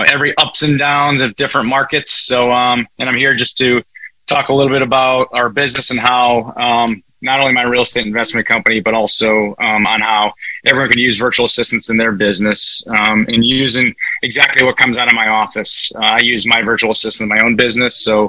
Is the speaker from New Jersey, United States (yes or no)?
no; Connecticut, United States; I'm from Northeast, just so everybody knows I'm from Connecticut. So if I talk a little fast, you could give me a virtual slap and tell me to slow down. So I've been accused of talking fast, but that's just a little bit of my nature and where I live and where I grew up